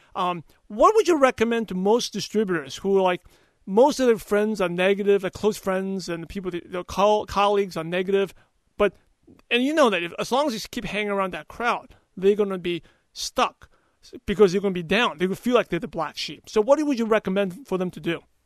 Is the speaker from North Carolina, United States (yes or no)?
no; New York City, New York, United States; now in California, United States; I'm from Brooklyn